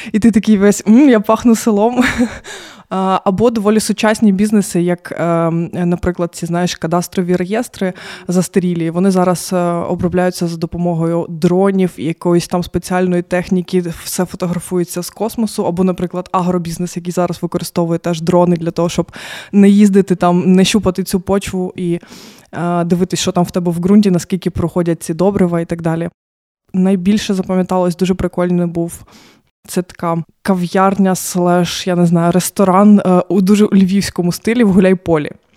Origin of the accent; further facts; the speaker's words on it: Mariupol, Donetsk Oblast, Ukraine; moved away as an adult; now in Lviv, Ukraine; я з Маріуполя